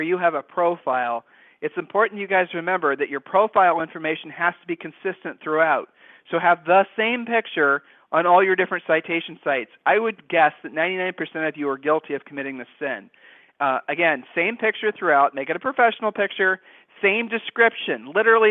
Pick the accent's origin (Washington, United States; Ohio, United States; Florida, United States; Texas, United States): Ohio, United States; we're from Ohio